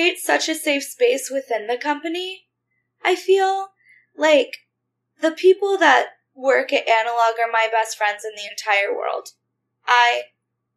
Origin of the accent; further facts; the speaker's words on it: United States; also born or lived in South Texas / South Louisiana; I grew up in South Texas and South Louisiana in the Bible Belt